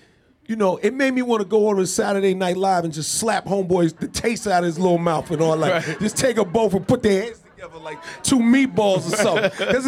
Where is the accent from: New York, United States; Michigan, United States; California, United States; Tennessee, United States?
New York, United States; New York City; I'm from Queens, New York, born and raised, right?